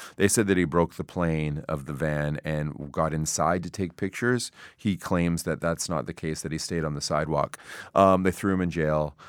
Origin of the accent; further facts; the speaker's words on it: Toronto, Ontario, Canada; also born or lived in Yellowknife; I was from Toronto